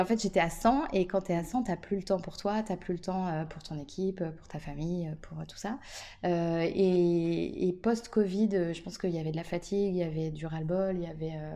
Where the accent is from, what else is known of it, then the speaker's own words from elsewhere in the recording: Nantes, Pays de la Loire, France; en tant que Nantais